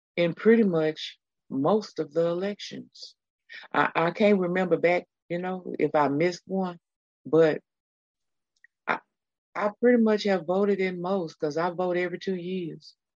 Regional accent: Texas, United States; I was born in the great state of Texas many, many years ago

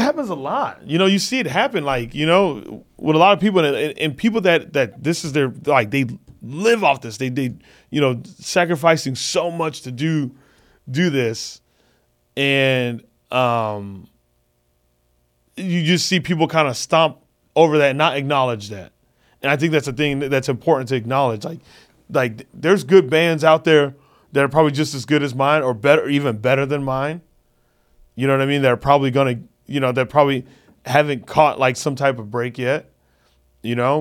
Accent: Phoenix, Arizona, United States; moved away; I'm doing a one-nighter in Phoenix in the hometown

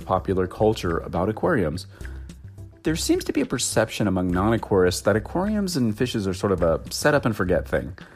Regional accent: Los Angeles, California, United States; Los Angeles, my hometown

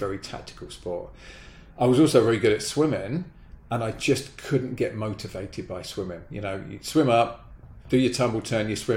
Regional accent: Brighton, South East England, United Kingdom; moved away as an adult; now in United States; We happened to live a mile away from a velodrome in Brighton, my hometown back in the UK

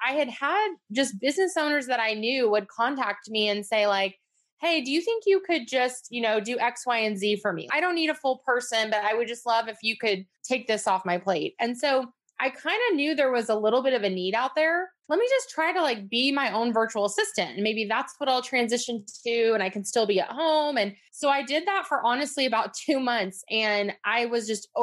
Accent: Northern California, United States; also born or lived in Atlanta area; now in Atlanta, United States; I'm actually from Northern California. That's where I grew up

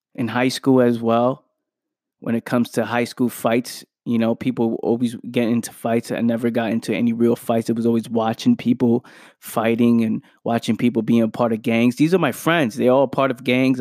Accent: New York City, New York, United States; as a kid growing up in the Bronx

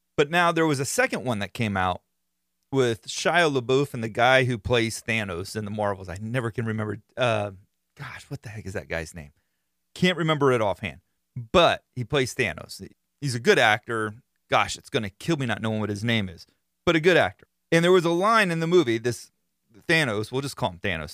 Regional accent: Florida, United States; I am from Florida

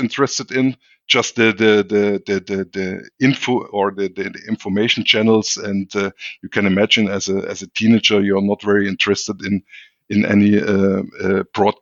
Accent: Pirna, Saxony, Germany; English is a second language; I was born in 68 in East Germany and raised up in a little town near Dresden. The town is called Pirna.

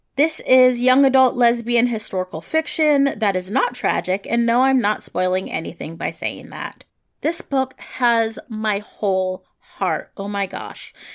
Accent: San Francisco Bay Area, California, United States; I grew up in the San Francisco Bay Area

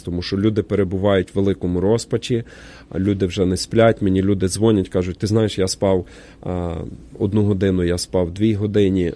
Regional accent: Ukraine; now in Portland, United States; всі ми з вами, вихідці з України

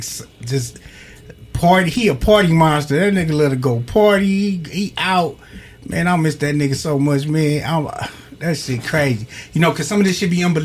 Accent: Los Angeles, California, United States; I'm from West Boulevard

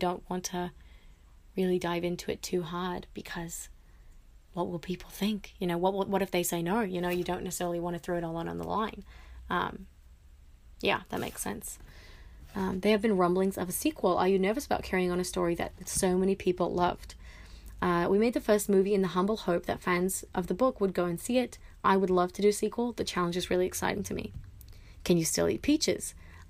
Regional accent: New York, United States; which is why I'm grateful I grew up in New York. I spend as much time in New York as possible.

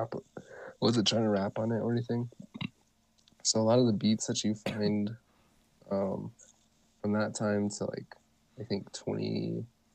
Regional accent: Ganado, Arizona, United States; I come from Ganado, Arizona

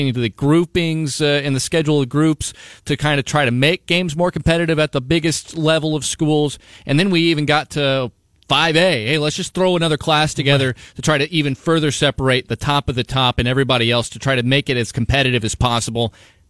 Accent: Ottumwa, Iowa, United States; I mean, I'm from Ottumwa.

